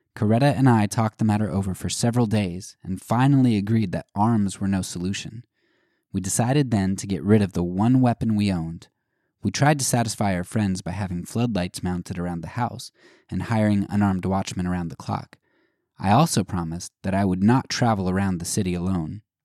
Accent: United States; as an American

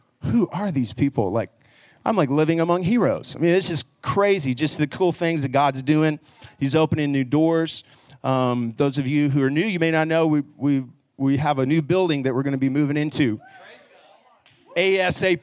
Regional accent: Garland, Texas, United States; also born or lived in Abilene, Texas; I grew up in Garland and went to Naaman Forest High School

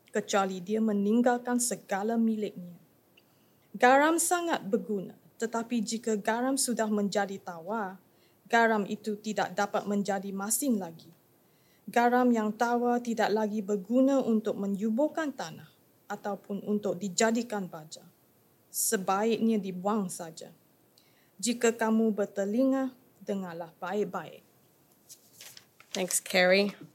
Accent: Malaysia; I grew up in Malaysia

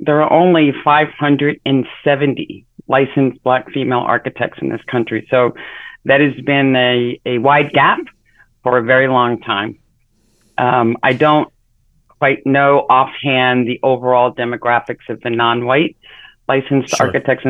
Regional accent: New York City, New York, United States; moved away as an adult; also born or lived in Harlem / Rhode Island; now in Los Angeles, United States; originally I'm from New York. Grew up in New York City, in the Bronx in particular.

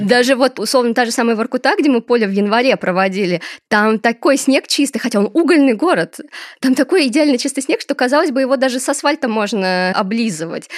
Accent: Desnogorsk, Smolensk Oblast, Russia; мой город, где я росла, и он тоже супер благополучный, Десногорск

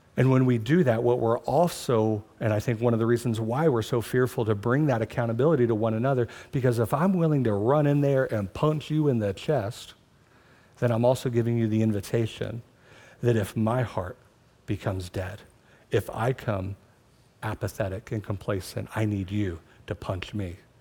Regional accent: United States; my citizenship as an American

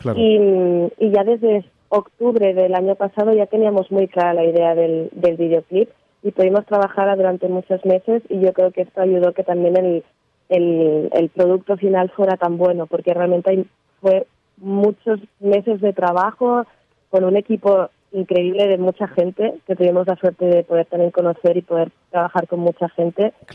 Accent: Barcelona, Catalonia, Spain; yo soy de Barcelona

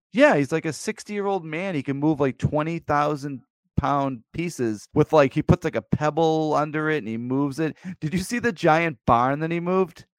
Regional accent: Plymouth, Massachusetts, United States; now in near Old Sturbridge Village, Massachusetts, United States; I grew up near Plymouth Plantation

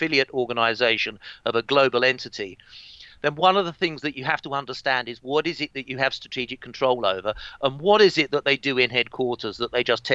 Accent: East Kent, South East England, United Kingdom; I grew up in East Kent in England, around about 70 miles from London

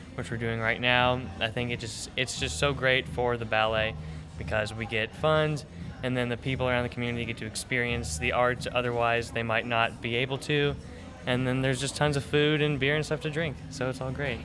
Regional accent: Traverse City, Michigan, United States; moved away as an adult; also born or lived in Oklahoma; now in Fort Wayne, United States; I grew up in Traverse City, Michigan

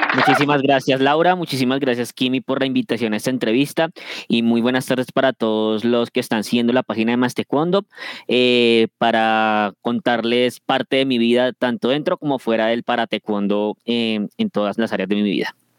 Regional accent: Bogotá, Colombia; now in Funza, Colombia; soy de Colombia, nací en Bogotá y actualmente vivo en el municipio de Funza, en el departamento de Cundinamarca.

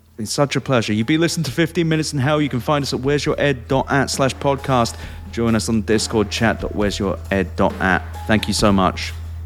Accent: England, United Kingdom; moved away; I, I grew up in England

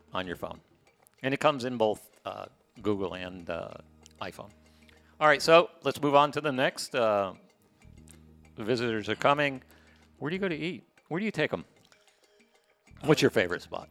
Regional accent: United States; now in Playa del Carmen, Mexico; I just hate saying I'm American

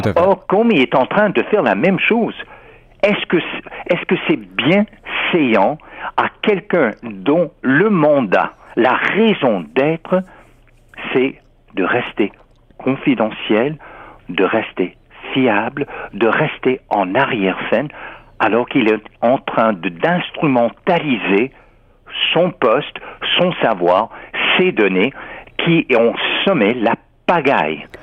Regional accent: United States; en tant qu'Américain

